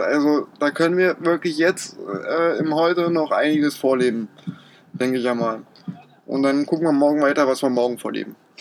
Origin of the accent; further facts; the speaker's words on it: Berlin, Germany; moved away as an adult; also born or lived in Austria; ich bin äh, in Berlin beziehungsweise bei Berlin aufgewachsen